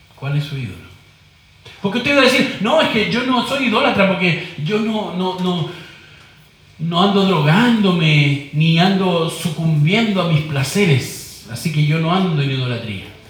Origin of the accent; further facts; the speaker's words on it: Chile; como decimos en chileno